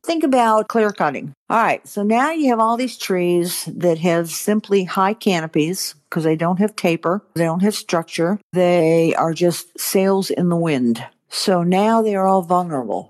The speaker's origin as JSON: {"language": "English", "region": "Maine", "country": "United States", "tie": "born or raised there", "moved": "yes", "lives_now": "Georgia, United States", "said": "I grew up in Maine."}